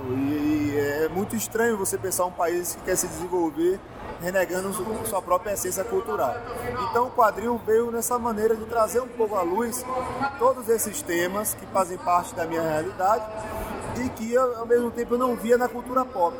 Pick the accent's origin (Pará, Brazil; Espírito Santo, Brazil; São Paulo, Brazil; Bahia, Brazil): Bahia, Brazil; cultura da Bahia, que é minha terra